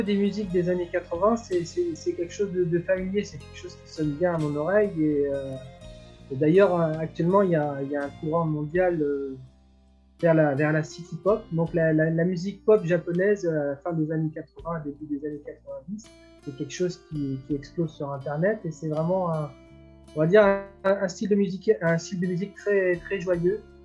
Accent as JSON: {"language": "French", "country": "France", "said": "nous, en tant que Français"}